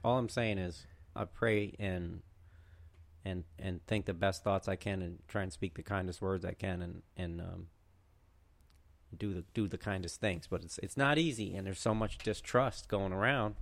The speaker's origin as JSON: {"language": "English", "region": "Connecticut", "country": "United States", "tie": "born or raised there", "said": "in my home state"}